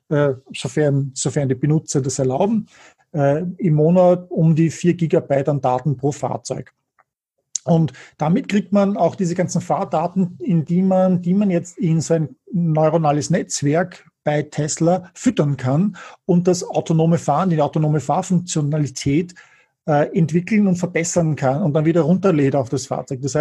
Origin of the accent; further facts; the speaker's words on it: Germany; Marktanteil im Absatz könnten wir noch halten als Deutsche, oder?